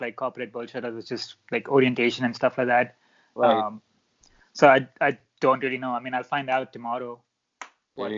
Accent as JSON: {"language": "English", "region": "Dubai", "country": "United Arab Emirates", "tie": "born or raised there", "moved": "yes", "said": "I was born and raised in Dubai, so UAE, the United Arab Emirates."}